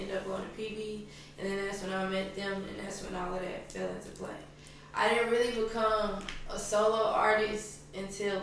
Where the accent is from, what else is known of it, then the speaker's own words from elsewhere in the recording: Houston, Texas, United States; also born or lived in Long Beach, California; I was raised out here in Houston